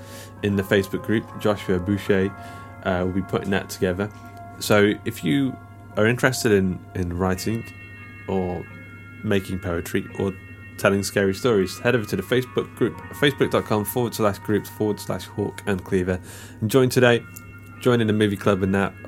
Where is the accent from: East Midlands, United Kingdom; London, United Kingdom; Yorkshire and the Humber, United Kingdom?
East Midlands, United Kingdom; Mansfield; the local comic book shop in my hometown of Mansfield